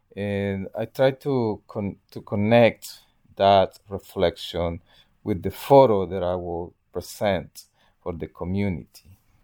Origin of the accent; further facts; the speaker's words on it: El Salvador; moved away; I'm from El Salvador